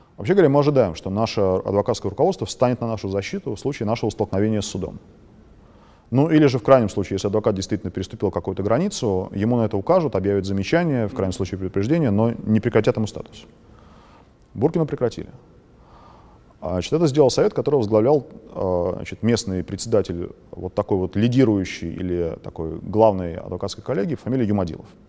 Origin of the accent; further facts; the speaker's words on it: Moscow, Russia; а я москвич